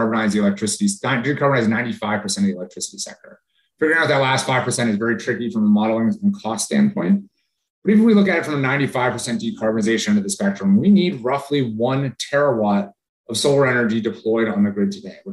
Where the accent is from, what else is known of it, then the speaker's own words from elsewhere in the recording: Hartford, Connecticut, United States; I grew up in Connecticut outside Hartford